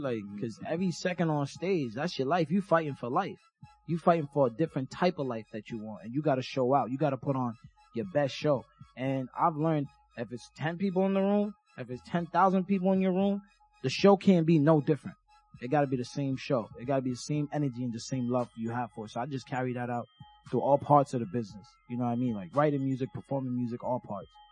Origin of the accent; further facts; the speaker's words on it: Jamaica; now in United States; I'm from Jamaica, so I grew up with like Jamaican music.